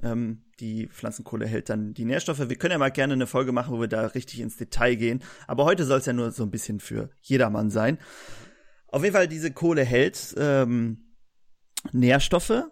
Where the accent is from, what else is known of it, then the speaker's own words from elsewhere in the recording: Germany; wir kommen aus Deutschland